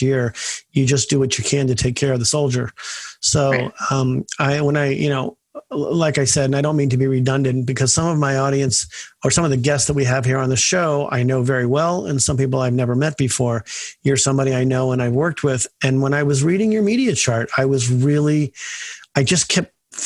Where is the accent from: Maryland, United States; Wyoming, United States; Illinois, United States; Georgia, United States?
Maryland, United States; Bethesda; I grew up in Bethesda